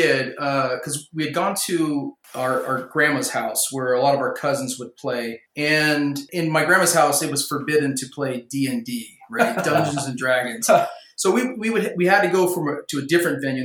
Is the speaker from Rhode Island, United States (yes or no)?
no; Hanford, California, United States; moved away as an adult; now in Idaho, United States; Ron and I grew up in the Central Valley of California, so just south of Fresno, about an hour south of Fresno in a town called Hanford